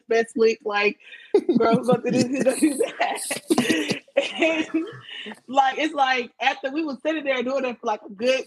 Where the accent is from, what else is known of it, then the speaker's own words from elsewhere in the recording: Houston, Texas, United States; I'm 23, you know, I'm from Houston, Texas.